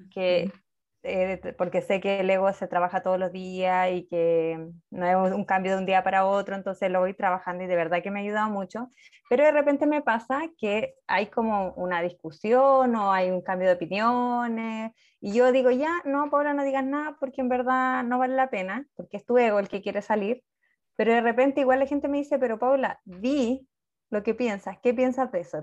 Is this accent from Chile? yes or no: yes; Chile; yo soy de Chile